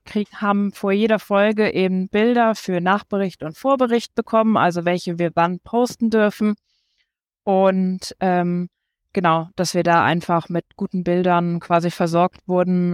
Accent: Siegen, North Rhine-Westphalia, Germany; also born or lived in Düsseldorf / Nuremberg; now in Regensburg, Germany; geboren bin ich in Düsseldorf, mhm. ähm, sind dann umgezogen nach Siegen

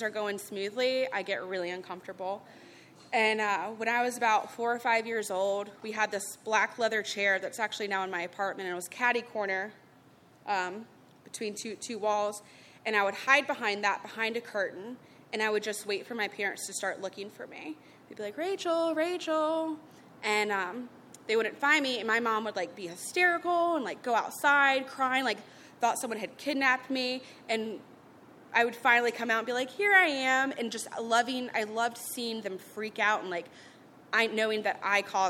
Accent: Charlotte, North Carolina, United States; I grew up in Charlotte

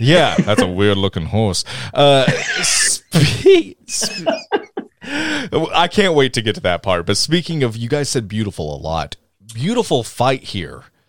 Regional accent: Tennessee, United States; we're all from Tennessee

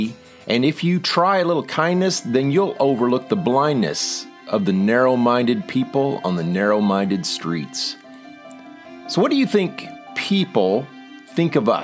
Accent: McKinney, Texas, United States; I grew up in McKinney, Texas, which used to be a small town

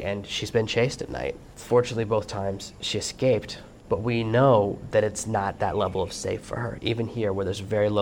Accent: Los Angeles, California, United States; moved away as an adult; I grew up in Los Angeles where it's very hot, but it's a dry heat

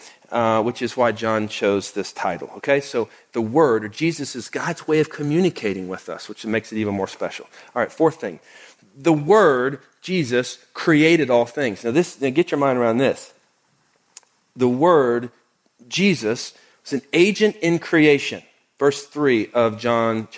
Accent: Oklahoma, United States; now in Houston, United States; I grew up in Oklahoma.

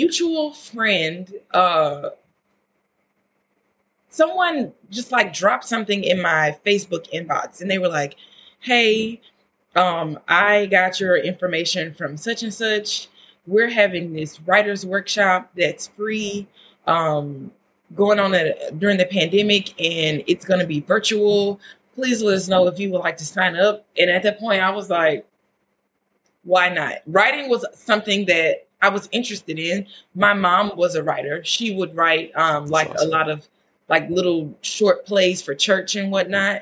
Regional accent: Louisiana, United States; moved away; I'm from Louisiana

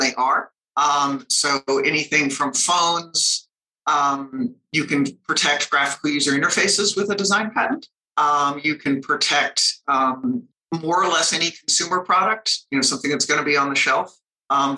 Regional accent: Colorado, United States; I grew up here in Colorado and went to school here

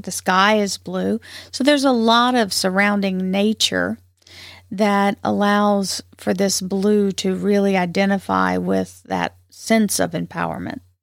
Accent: the South, United States; accent: twang; I'm from the South, and so it has its own drawbacks. Uh, there's a little, sometimes there's a little twang in my voice

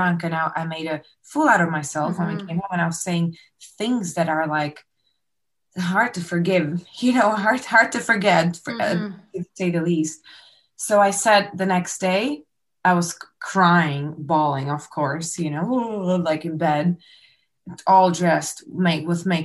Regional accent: Slovakia; now in Canada; we got married back home. I'm from Slovakia.

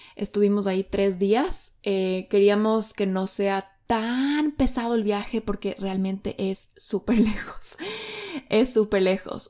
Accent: Quito, Pichincha, Ecuador; moved away as an adult; now in Bali, Indonesia; yo soy de Quito, Ecuador, y ahora estoy viviendo en Bali, Indonesia

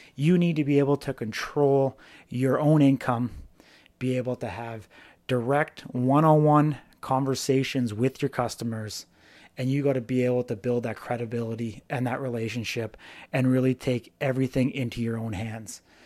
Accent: British Columbia, Canada; moved away; back in my hometown

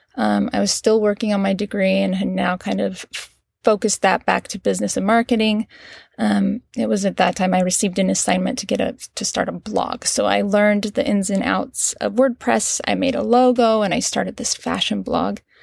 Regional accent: Cedar City, Utah, United States; moved away; I was born and raised in Cedar City, Utah.

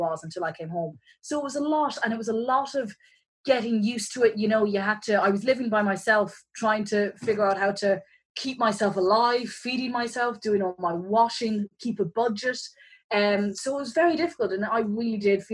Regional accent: County Kerry, Munster, Ireland; moved away as an adult; now in Dublin, Ireland; I am from Ireland. I was born and raised in the southwest in a little county called Kerry.

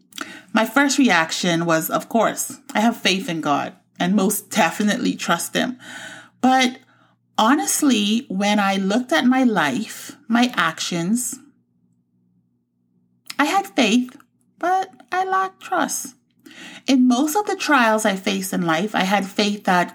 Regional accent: Bahamas; moved away; also born or lived in Florida; I grew up in the Bahamas and moved to Florida in 2000.

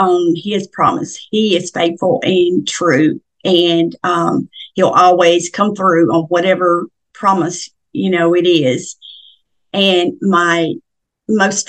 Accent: Middle Tennessee, United States; I was born and raised in Middle Tennessee, and I grew up on a farm

